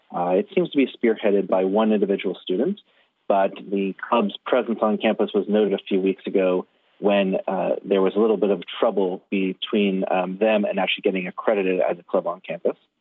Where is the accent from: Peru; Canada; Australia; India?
Canada